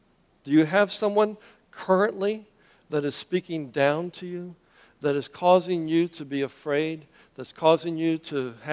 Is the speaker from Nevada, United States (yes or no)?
no; Miami, Florida, United States; now in Southwest Florida, United States; But that's not where I came from. You know, I came from Miami. And Miami, the Anglo community is the minority.